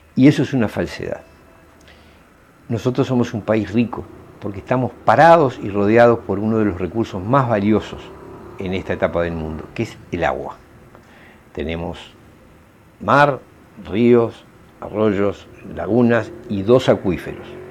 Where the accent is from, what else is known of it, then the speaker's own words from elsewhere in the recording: Uruguay; como ciudadanos uruguayos